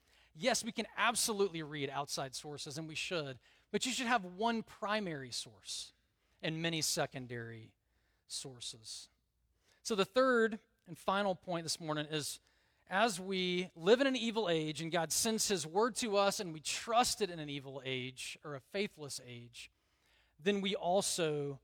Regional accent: the South, United States; I grew up in the South. There's a lot of things that are not in the Bible that I thought were in the Bible

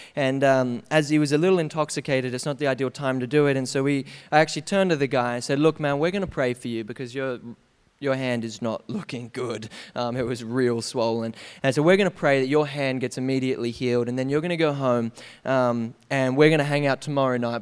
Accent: Canberra, Australian Capital Territory, Australia; we grew up in Canberra, um, where I spent eighteen years

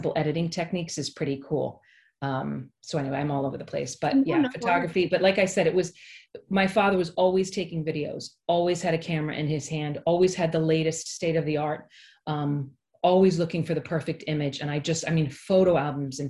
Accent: East Greenwich, Rhode Island, United States; moved away as an adult; also born or lived in New York City; I grew up in East Greenwich, which is where I live currently. I grew up in Rhode Island.

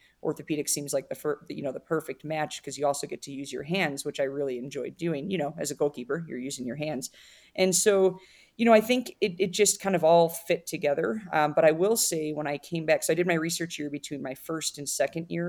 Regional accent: Chicago northwest suburbs, Illinois, United States; moved away as an adult; now in Colorado, United States; So I was born and raised in Illinois. I like to say I'm from Chicago, but really from the northwest suburbs

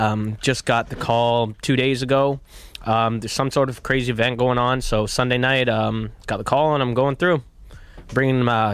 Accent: Pickering, Ontario, Canada; also born or lived in India / Scarborough; I came here, grew up mostly Pickering, Scarborough.

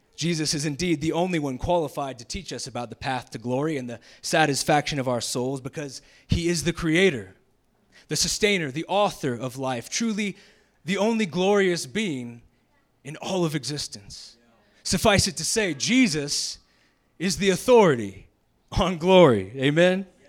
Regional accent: Jacksonville, Florida, United States; moved away; I'm originally from the South, Jacksonville, Florida

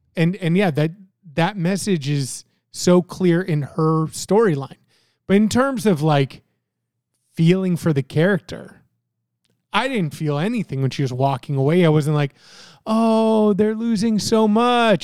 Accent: Florida, United States; born or raised there; moved away as an adult; also born or lived in Canada; now in Virginia Beach, United States

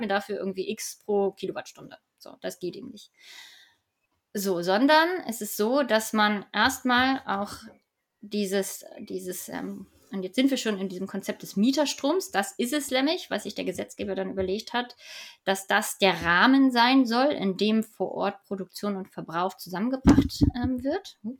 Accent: Hamburg, Germany; ich komme aus Hamburg

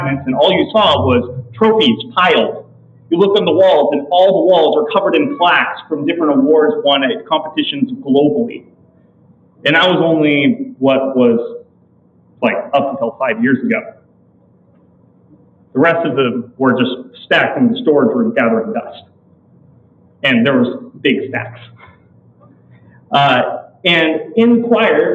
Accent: California, United States; Growing up in California

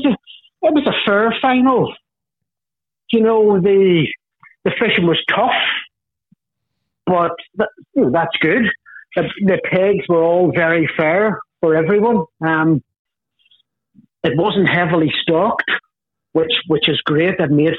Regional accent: Carrickfergus, Northern Ireland, United Kingdom; also born or lived in Belfast; I'm Carrick Fergus, County Antrim, so probably 10 miles from Belfast.

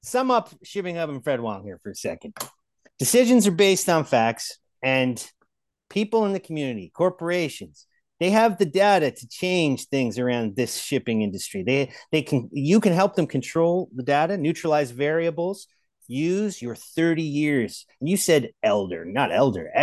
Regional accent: Markham, Ontario, Canada; we're both from Markham

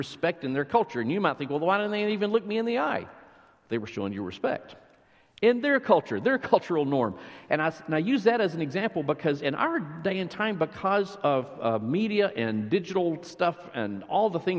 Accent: near Lubbock, West Texas, United States; now in McKinney, United States; I grew up near Lubbock, so small town, West Texas

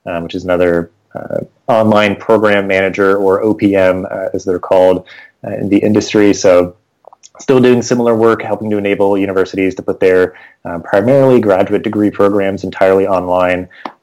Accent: Maine, United States; moved away as an adult; also born or lived in New Jersey; I was from Maine, so I was kind of moving up closer to family anyway.

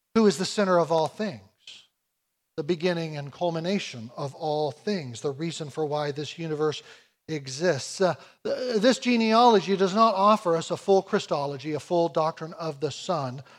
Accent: United States; I come from America

